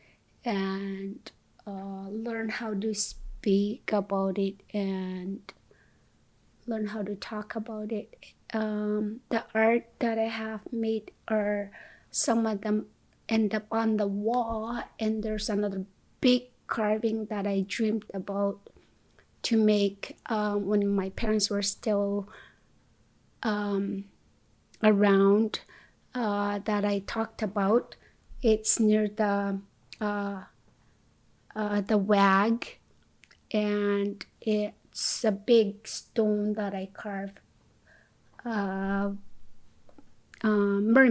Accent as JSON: {"language": "English", "town": "Kinngait", "region": "Nunavut", "country": "Canada", "tie": "born or raised there", "also_born_or_lived": "Lona Bay outpost camp, Baffin Island / Yellowknife, Northwest Territories", "moved": "as an adult", "lives_now": "Winnipeg, Canada", "said": "I grew up in Kingait, Nunavut, and that's where I was born and raised."}